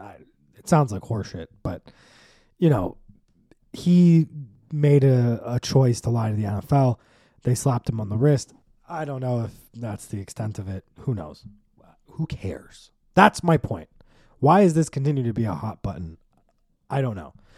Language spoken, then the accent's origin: English; United States; we're American